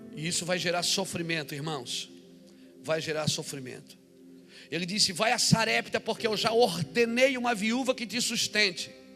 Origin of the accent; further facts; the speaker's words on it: Brazil; eu sou brasileiro, moro aqui